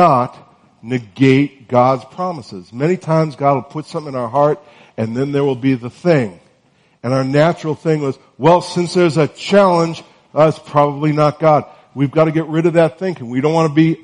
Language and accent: English; North Carolina, United States; I'm from North Carolina, and it's still sort of warm there